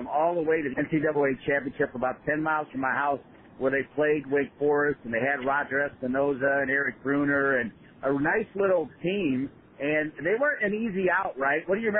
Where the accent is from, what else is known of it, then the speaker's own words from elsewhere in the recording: Ohio, United States; I grew up in Ohio, and I grew up going to Buckeye games.